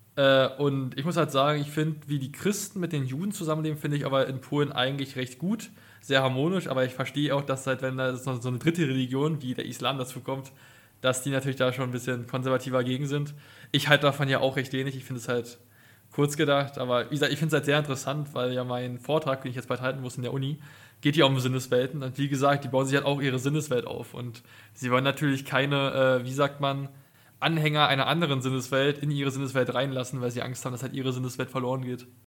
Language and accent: German; Potsdam, Brandenburg, Germany; als Potsdamer